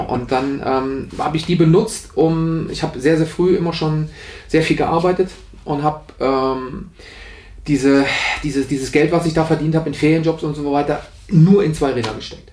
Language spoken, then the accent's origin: German; Aachen, North Rhine-Westphalia, Germany; accent: Rhenish; moved away; also born or lived in Nienburg; ich komme ja aus der Aachener Region